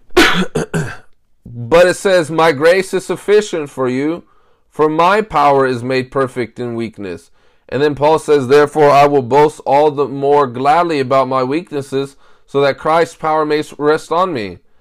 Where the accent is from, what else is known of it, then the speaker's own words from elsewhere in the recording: United States; I'm an American